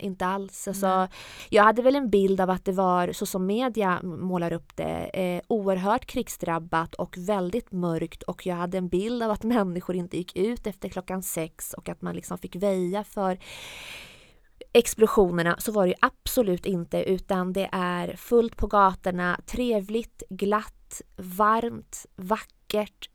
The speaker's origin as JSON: {"language": "Swedish", "town": "Jönköping", "region": "Jönköping County", "country": "Sweden", "tie": "born or raised there", "also_born_or_lived": "Piteå / Iran", "said": "Vi flyttade från Piteå där när jag var runt 9-10 och hamnade i Jönköping"}